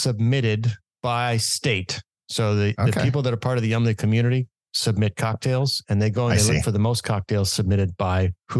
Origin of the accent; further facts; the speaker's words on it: District of Columbia, United States; No, I am not. What district are you from? I am from the District of Columbia.